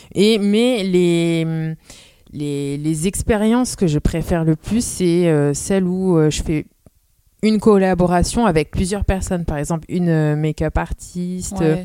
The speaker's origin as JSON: {"language": "French", "town": "Amiens", "region": "Hauts-de-France", "country": "France", "tie": "born or raised there", "also_born_or_lived": "Roubaix", "moved": "as an adult", "lives_now": "Lille, France", "said": "je suis née à Amiens"}